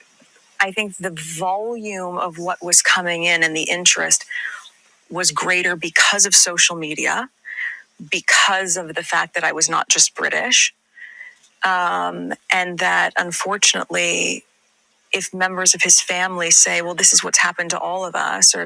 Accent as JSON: {"language": "English", "country": "United States", "said": "my being American"}